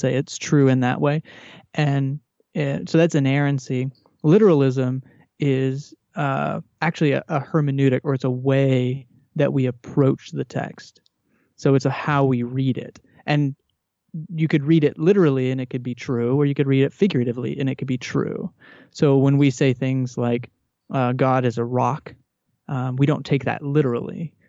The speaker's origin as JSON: {"language": "English", "region": "Texas", "country": "United States", "tie": "born or raised there", "said": "I grew up in Texas in a Southern Baptist uh, home"}